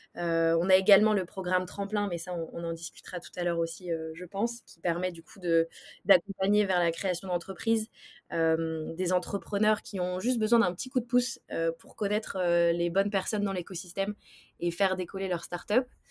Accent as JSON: {"language": "French", "town": "Brest", "region": "Brittany", "country": "France", "tie": "born or raised there", "said": "une personne qui est d'abord bretonne. Je viens de Brest"}